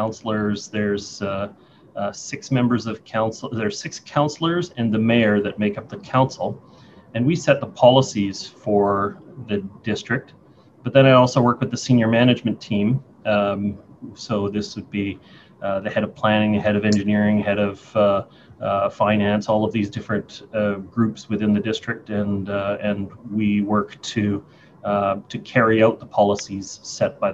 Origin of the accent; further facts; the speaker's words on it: North Vancouver, British Columbia, Canada; also born or lived in Lynn Valley; I grew up in Seymour.